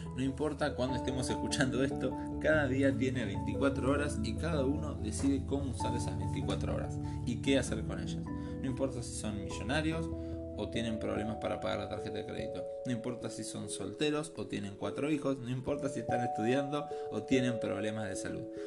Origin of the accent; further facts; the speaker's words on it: Argentina; Nací en Argentina hace 31 años